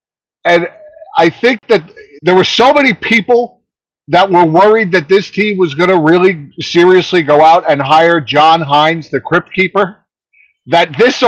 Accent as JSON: {"language": "English", "town": "Bayonne", "region": "New Jersey", "country": "United States", "tie": "born or raised there", "also_born_or_lived": "Weehawken, New Jersey", "moved": "yes", "lives_now": "Pennsylvania, United States", "said": "Actually, I was born in Weehawken, New Jersey, but I grew up in Bayonne."}